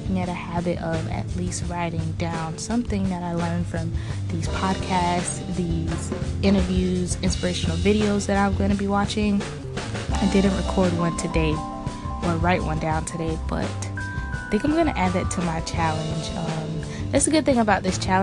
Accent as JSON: {"language": "English", "region": "South Florida", "country": "United States", "said": "I'm from South Florida."}